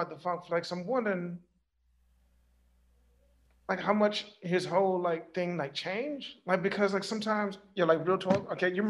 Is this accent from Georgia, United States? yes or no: yes; Macon, Georgia, United States; I'm like from Macon